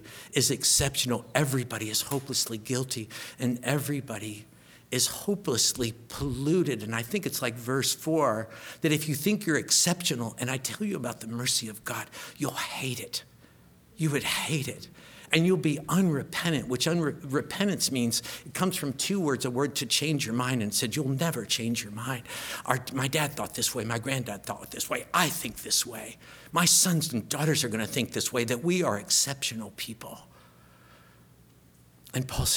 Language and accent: English; United States; also born or lived in Oliver Springs, Tennessee; I'm an American